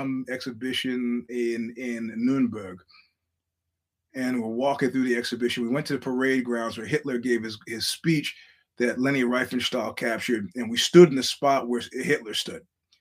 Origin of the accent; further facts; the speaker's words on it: New York City, New York, United States; as a New Yorker